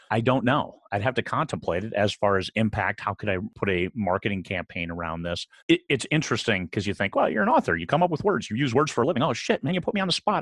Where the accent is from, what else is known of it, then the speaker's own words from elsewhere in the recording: about 120 miles from Lake Geneva, Wisconsin, Midwest, United States; moved away; I, I grew up in the Midwest, about a hundred and twenty miles from Lake Geneva, Wisconsin